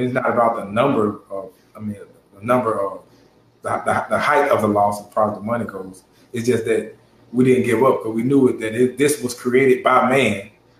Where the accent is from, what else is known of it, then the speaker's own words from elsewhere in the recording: Gary, Indiana, United States; born there; Well, no, I was born in Gary, Indiana.